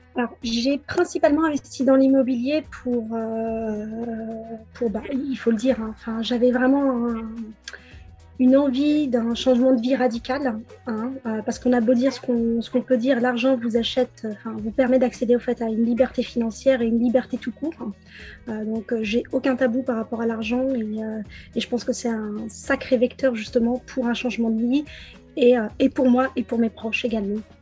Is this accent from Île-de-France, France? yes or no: yes; Pontoise, Île-de-France, France; je suis née à Pontoise en région parisienne dans le 95 en 1982